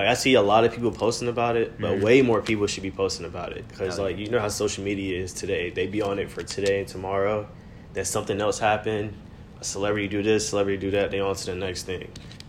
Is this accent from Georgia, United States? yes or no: yes; Gwinnett, Georgia, United States; also born or lived in Bronx, New York; Originally, I was born in the Bronx, VX. I moved here when I was about, what, 7, 8? And I've been here since I moved, 7 or 8. Been in Gwinnett. I'm a Gwinnett boy. What they say? Northside. Northside. 23 years old.